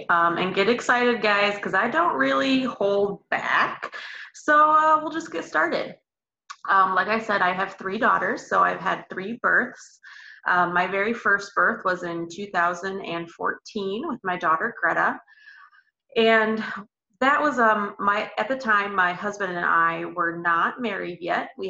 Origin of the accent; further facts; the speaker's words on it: Elkhart, Indiana, United States; I'm from Elkhart, Indiana. It's about 45 minutes from Notre Dame or so